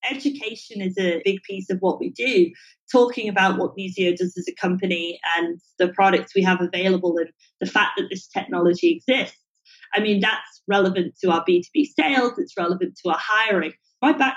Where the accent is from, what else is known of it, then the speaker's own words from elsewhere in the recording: England, United Kingdom; now in Singapore; I'm English